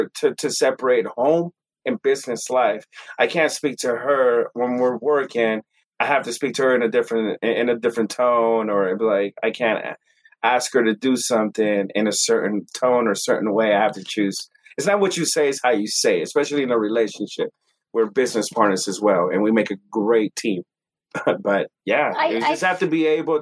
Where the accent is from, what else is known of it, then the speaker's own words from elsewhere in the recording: Wisconsin, United States; also born or lived in California; now in Salt Lake City, United States; I grew up in Wisconsin. I moved around. I grew up at a young age in California, but my main years, I would say I'm more Wisconsin